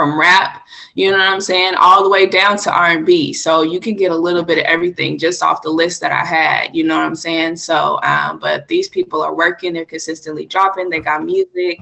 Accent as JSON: {"language": "English", "region": "California", "country": "United States", "tie": "born or raised there", "said": "growing up in California"}